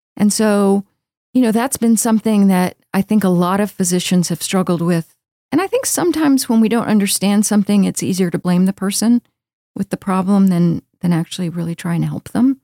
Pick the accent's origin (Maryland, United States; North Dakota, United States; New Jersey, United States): Maryland, United States; Baltimore; moved away as an adult; also born or lived in Texas; now in Houston, United States; I grew up in Baltimore